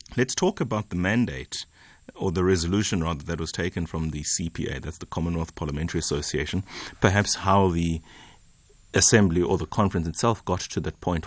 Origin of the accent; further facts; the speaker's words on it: Eastern Cape, South Africa; I come from the Eastern Cape